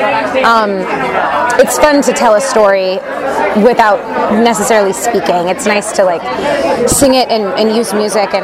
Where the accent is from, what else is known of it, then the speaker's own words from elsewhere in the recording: Northern California, United States; moved away as an adult; I am from Northern California